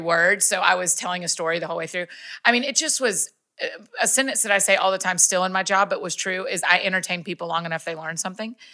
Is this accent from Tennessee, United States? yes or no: no; Kennesaw, Georgia, United States; also born or lived in Athens, Georgia; moved back to my hometown of Kennesaw, Marietta, Georgia